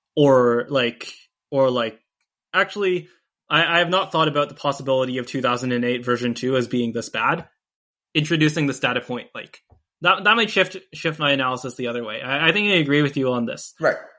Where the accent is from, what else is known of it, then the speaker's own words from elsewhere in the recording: United States; now in Canada; I, I actually live in Canada right now, um, even though I'm an American citizen